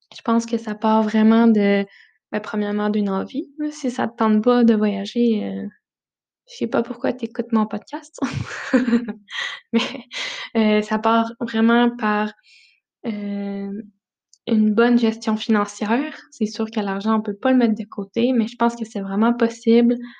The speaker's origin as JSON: {"language": "French", "town": "Notre-Dame-du-Bon-Conseil", "region": "Quebec", "country": "Canada", "tie": "born or raised there", "moved": "yes", "said": "Je suis née dans un petit village, le Notre-Dame-du-Bon-Conseil, euh, près de Romanville"}